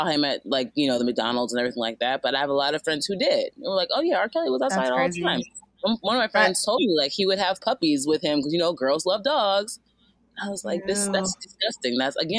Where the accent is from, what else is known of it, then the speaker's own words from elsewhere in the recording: Nigeria; now in Los Angeles, United States; I'm Nigerian too